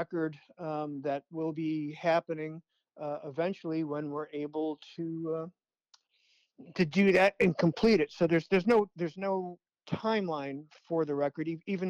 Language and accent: English; Chicago, Illinois, United States; I grew up in Chicago, so … was on the radio all the time.